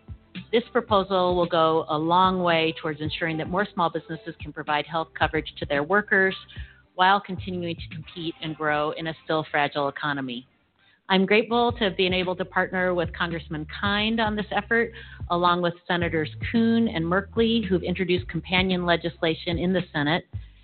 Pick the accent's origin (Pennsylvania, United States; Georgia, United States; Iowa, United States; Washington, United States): Washington, United States; In my home state of Washington, there are over 500,000 small businesses.